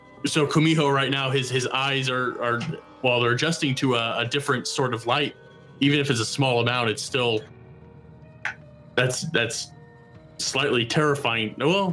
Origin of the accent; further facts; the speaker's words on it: Midwest, United States; I grew up in the Midwest